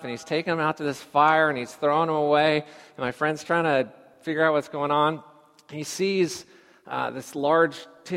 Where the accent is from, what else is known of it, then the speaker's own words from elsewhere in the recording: California, United States; growing up in California.